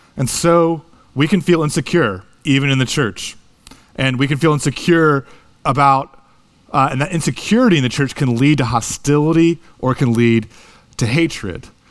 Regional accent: United States; moved away as an adult; also born or lived in Japan; being a big, foreign, American college student

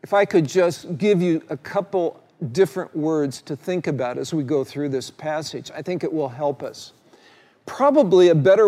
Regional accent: United States; Being a red-blooded male growing up in the United States of America

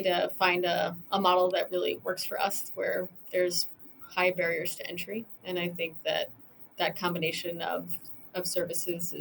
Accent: Michigan, United States; I grew up in Michigan

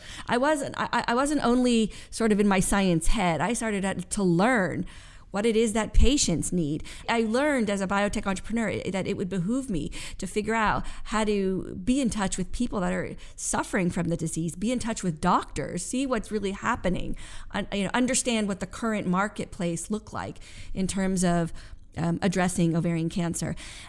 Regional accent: Westport, United States; I grew up in Westport.

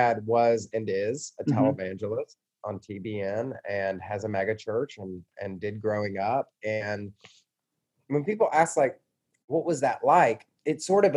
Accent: Atlanta, Georgia, United States; also born or lived in Louisville, Kentucky / Mississippi; I grew up in Georgia, in suburban Atlanta

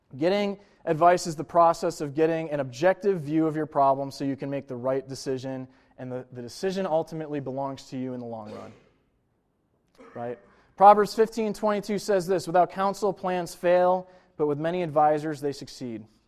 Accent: Buffalo, New York, United States; I'm from Buffalo, New York

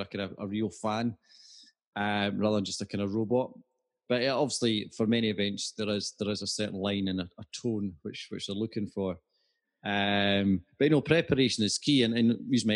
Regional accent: Scotland, United Kingdom; being Scottish

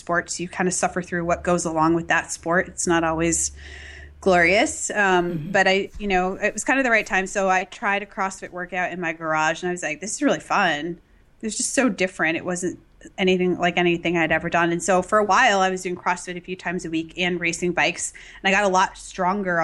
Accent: Massachusetts, United States; I grew up in Massachusetts

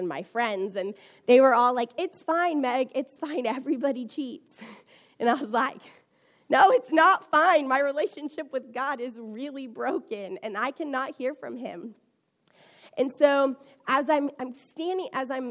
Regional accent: Houston, Texas, United States; I am from Houston, Texas

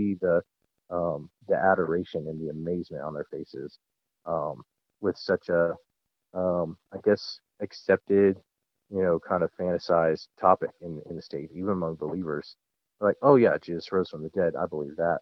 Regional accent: United States; also born or lived in Central Asia

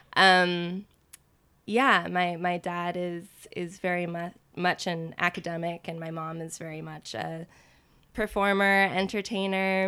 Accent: Austin, Texas, United States; moved away as an adult; also born or lived in Washington, D.C. suburb / New York; I grew up in Austin, and then I went to school in New York and pursued acting

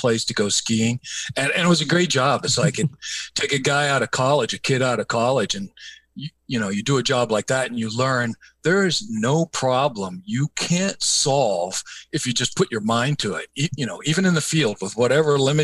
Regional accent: East Coast of Virginia, United States; I grew up on the East Coast of Virginia

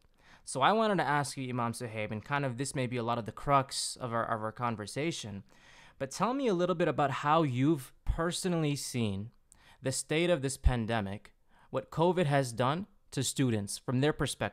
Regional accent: Chicago, Illinois, United States; I'm from Chicago

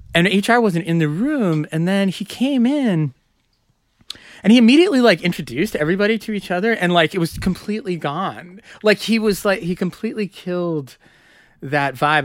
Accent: Madison, Wisconsin, United States; moved away as an adult; now in New York, United States; I grew up in Madison

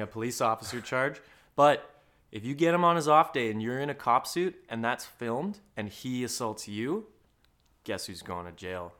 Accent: Alberta, Canada; I grew up in Alberta, you know, lived a pretty normal, uh, middle class

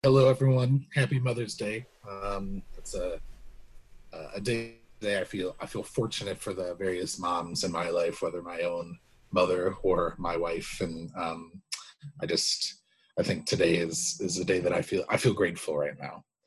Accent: United States; being an American

